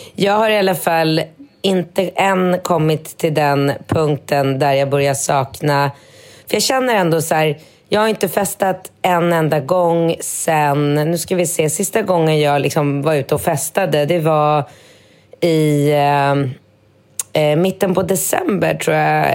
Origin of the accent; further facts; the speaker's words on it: Sweden; now in Thailand; Jag kommer från Sverige